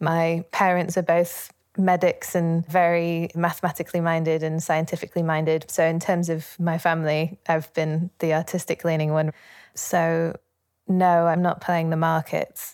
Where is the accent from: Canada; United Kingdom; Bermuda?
United Kingdom; Leeds, Yorkshire and the Humber; I grew up in Leeds, in Yorkshire, in the north of England